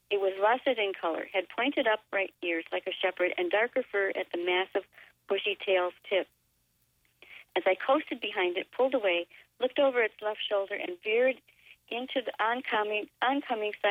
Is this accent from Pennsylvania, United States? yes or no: no; David City, Nebraska, United States; As I began to drive up out of the Platte River Valley, 5 miles north of my hometown of David City, the car shut off